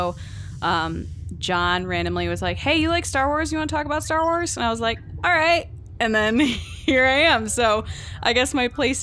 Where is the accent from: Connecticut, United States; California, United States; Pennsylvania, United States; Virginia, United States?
Connecticut, United States; I grew up in Connecticut as well